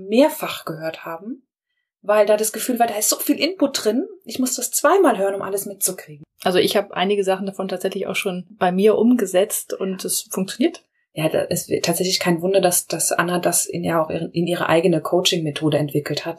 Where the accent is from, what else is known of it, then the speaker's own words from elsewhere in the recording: Rhineland-Palatinate, Germany; bei uns in der Pfalz